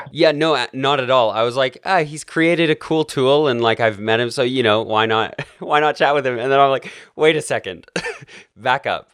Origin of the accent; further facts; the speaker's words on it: Canada; now in United States; I'm Canadian